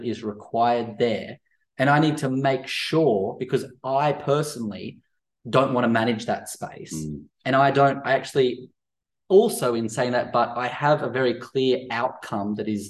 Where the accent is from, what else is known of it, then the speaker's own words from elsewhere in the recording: Central Coast, near Erina, New South Wales, Australia; growing up on the Central Coast near Erina